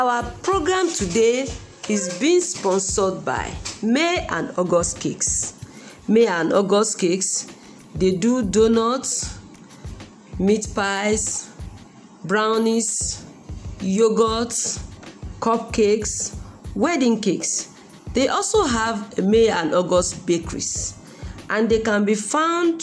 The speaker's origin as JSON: {"language": "English", "country": "Nigeria", "said": "In our country, Nigeria"}